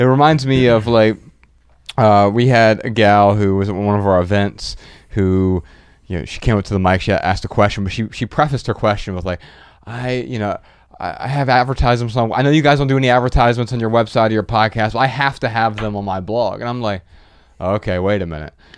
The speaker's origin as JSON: {"language": "English", "country": "United States", "said": "I'm American."}